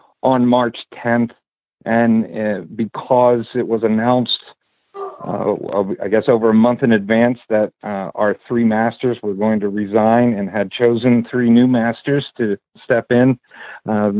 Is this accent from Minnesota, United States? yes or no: no; Unionville, Pennsylvania, United States; moved away as an adult; now in South Carolina, United States; I grew up in Unionville, Pennsylvania.